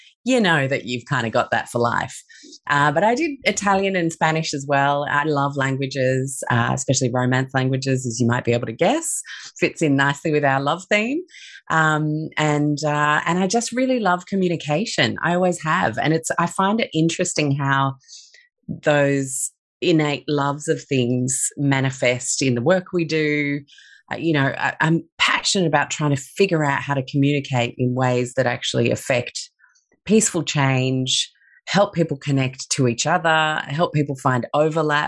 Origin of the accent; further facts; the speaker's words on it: Sydney, New South Wales, Australia; also born or lived in London / Chicago; I grew up in Sydney from the age of 6.